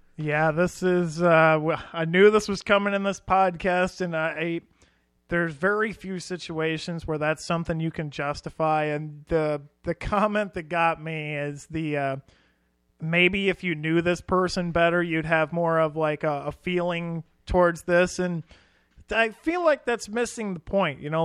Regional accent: Iowa, United States; as a couple of Iowa boys ourselves

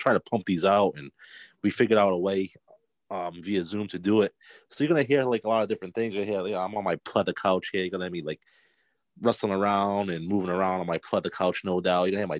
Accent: United States; I'm a Portuguese-American. Wow. So, my parents were born in Portugal. I was born in America.

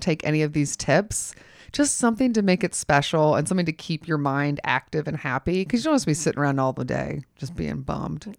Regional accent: Georgia, United States; I'm from Georgia

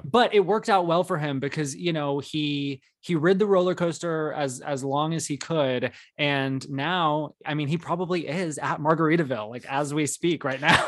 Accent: Arizona, United States; growing up in Arizona

